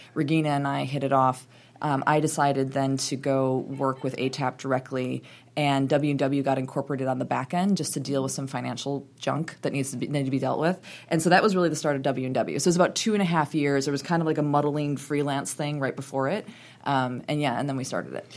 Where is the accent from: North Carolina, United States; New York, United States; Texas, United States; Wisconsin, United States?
Wisconsin, United States; moved away; I grew up in Wisconsin, very proudly grew up in Wisconsin